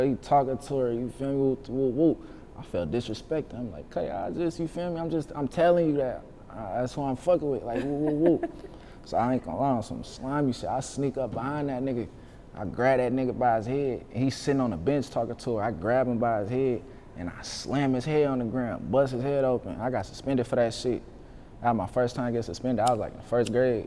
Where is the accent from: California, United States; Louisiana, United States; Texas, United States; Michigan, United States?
California, United States; Vallejo; also born or lived in Oakland, California; when I was born, they moved me to the V because they ain't want to raise me out there. I only lived out there for probably a year or two